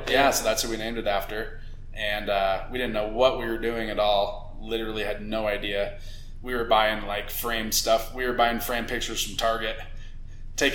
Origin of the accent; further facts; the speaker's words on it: Seattle, Washington, United States; moved away as an adult; also born or lived in Big Island, Hawaii; I grew up in Seattle originally